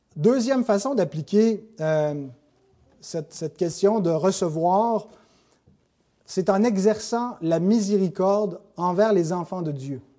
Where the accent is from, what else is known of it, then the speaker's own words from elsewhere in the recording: Canada; on est Canadien